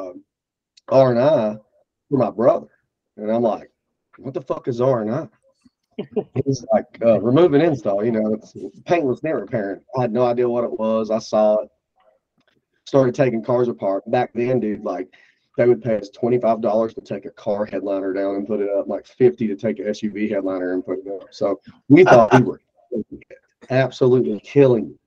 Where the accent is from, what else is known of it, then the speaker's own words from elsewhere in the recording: Bristol, Tennessee, United States; I'm from Bristol, Tennessee. That's one of the three cities in the Tri-Cities